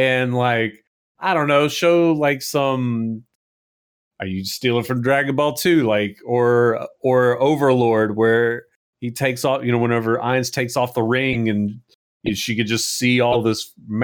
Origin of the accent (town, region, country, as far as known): United States